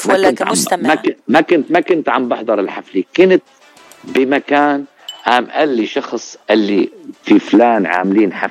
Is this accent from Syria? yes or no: yes; Al-Zaytuni, Ras al-Basit, Latakia Governorate, Syria; في قرية اسمها رأس البسيط المنطقة منطقة رأس البسيط